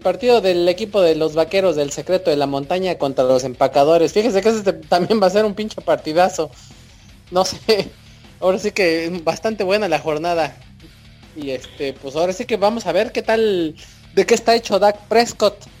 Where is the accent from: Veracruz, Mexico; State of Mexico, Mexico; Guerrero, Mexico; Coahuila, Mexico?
State of Mexico, Mexico; Cuautitlán Izcalli; Miguel y yo somos oriundos de Cuautitlán Izcalli